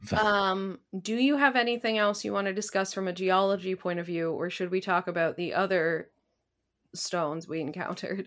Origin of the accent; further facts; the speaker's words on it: Canada; I am a Canadian citizen from a different pro- province.